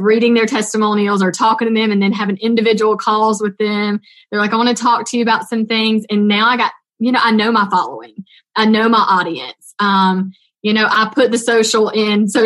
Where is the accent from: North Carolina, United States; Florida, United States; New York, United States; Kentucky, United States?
North Carolina, United States; accent: Southern twang; A little Southern twang comes out, North Carolina here